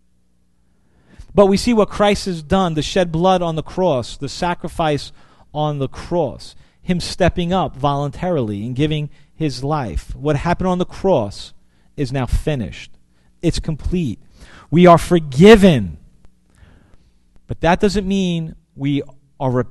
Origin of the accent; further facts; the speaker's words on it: New York City, New York, United States; growing up in Brooklyn